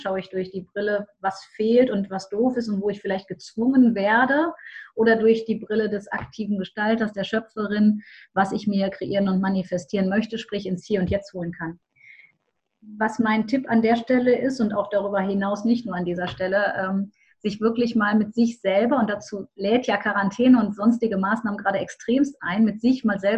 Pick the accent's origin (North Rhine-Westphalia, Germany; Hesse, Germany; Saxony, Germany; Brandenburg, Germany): North Rhine-Westphalia, Germany; Düsseldorf; das hast du schon verraten. Ich komme aus Düsseldorf, bin spirituelle Unternehmerin